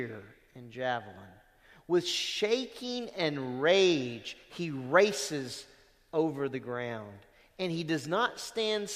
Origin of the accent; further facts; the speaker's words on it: Lake Charles, Louisiana, United States; I'm from Lake Charles, Louisiana